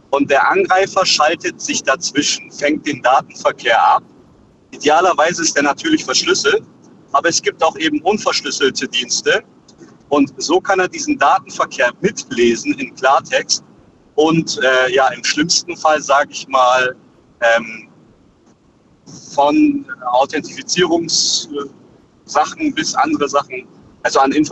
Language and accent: German; Ulm, Baden-Württemberg, Germany; ich komme aus Ulm.